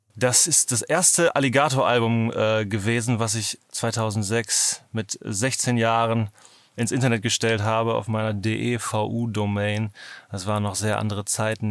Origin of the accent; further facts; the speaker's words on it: Northern Germany, Germany; ich komme ja aus Norddeutschland